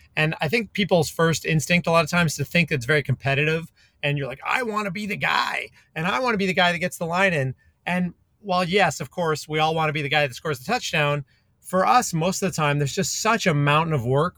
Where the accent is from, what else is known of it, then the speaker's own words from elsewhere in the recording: Calgary, Alberta, Canada; moved away; where I grew up in Canada, in Calgary